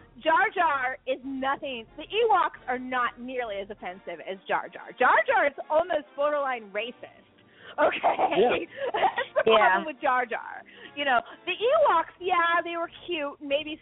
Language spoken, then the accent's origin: English; San Francisco, California, United States; now in Virginia, United States; Muir Woods, which is where I grew up in San Francisco Bay Area.